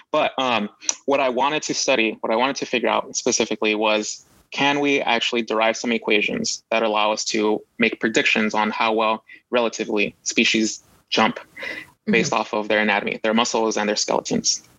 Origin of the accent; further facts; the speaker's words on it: Los Angeles, California, United States; I grew up in Los Angeles